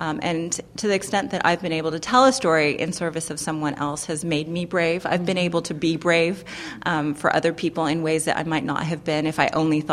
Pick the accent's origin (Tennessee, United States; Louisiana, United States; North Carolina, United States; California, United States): California, United States; also born or lived in Iran; I left Iran when I was very little. I grew up in California mostly